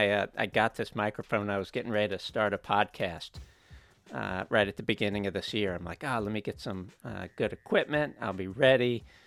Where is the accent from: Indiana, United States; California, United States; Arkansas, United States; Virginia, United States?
Virginia, United States; Buena Vista; born or raised there